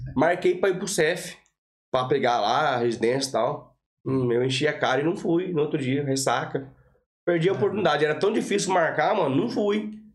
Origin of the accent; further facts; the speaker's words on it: Rancharia, São Paulo, Brazil; moved away; also born or lived in Clones, Ireland; Sou do interior de São Paulo. Entendi. Rancharia, cidadezinha com 50 mil, 50 mil habitantes.